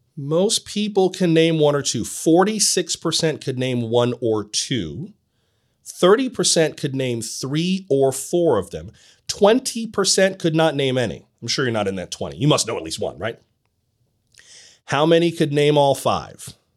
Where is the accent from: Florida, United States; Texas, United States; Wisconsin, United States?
Florida, United States; My home state of Florida